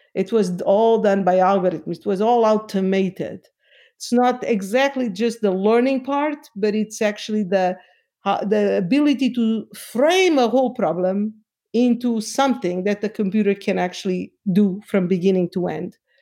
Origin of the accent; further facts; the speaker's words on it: Lisbon, Portugal; moved away; I am from Portugal, from Lisbon.